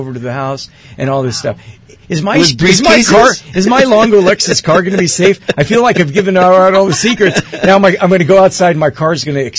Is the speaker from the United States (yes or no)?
no; Athens, Attica, Greece; born there; And yes, I was born in Athens, Greece.